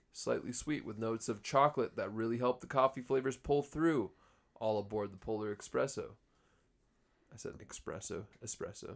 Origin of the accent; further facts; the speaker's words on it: Cold Spring, Minnesota, United States; I grew up in Cold Spring.